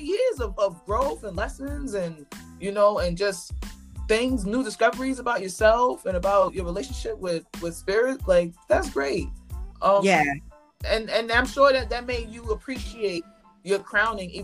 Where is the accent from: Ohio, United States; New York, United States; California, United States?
New York, United States; I went to school in Spanish Harlem my whole life. So I grew up around Santeria